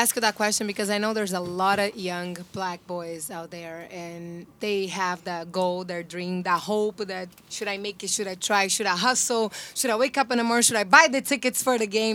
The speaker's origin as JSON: {"language": "English", "country": "Brazil", "said": "I'm from Brazil"}